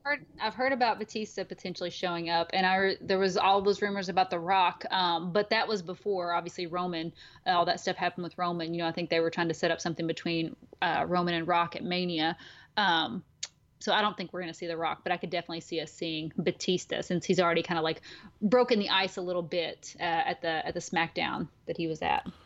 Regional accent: the South, United States; I'm from the South, and, you know, there's a lot of, like, pageants and stuff

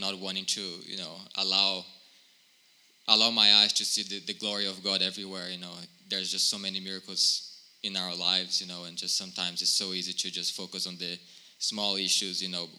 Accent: Brazil; also born or lived in Washington, D.C., United States; now in Phoenix, United States; I'm from Brazil originally. I came to the United States 10 years ago

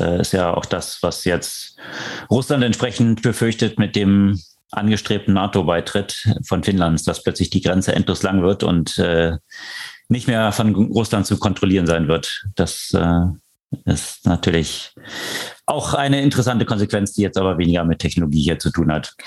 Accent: Switzerland; ich als Schweizer Staatsbürger und äh, Schutzraum, Schutzraumverantwortlicher in der Schweiz

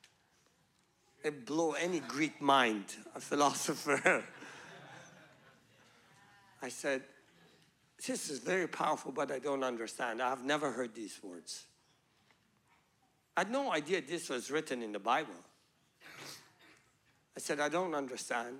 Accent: Iran; moved away as an adult; also born or lived in Pakistan / Malaysia; I was born in Iran

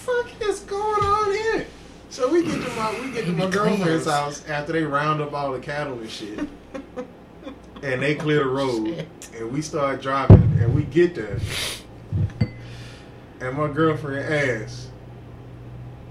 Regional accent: Houston, Texas, United States; Growing up in Houston in the 90s

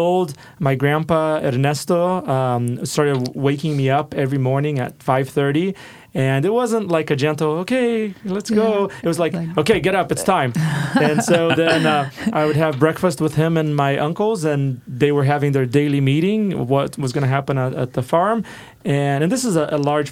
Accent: Rio de Janeiro, Brazil; moved away as an adult; now in Portland, United States; I grew up in Rio de Janeiro in Brazil and moved over for college.

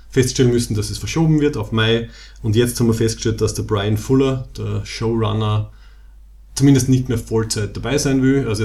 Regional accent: Graz, Styria, Austria; wir sind aus Graz in der Steiermark in Österreich.

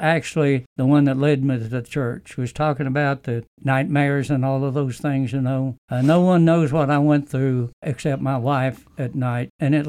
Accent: United States; also born or lived in Arkansas; I spent the first 18 years of my life practically working and fishing on the Mississippi River.

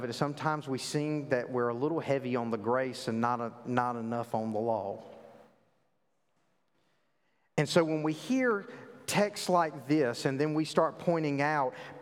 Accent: the South, United States; I grew up in the South. I know you can't tell that with my, you know, my eloquent accent

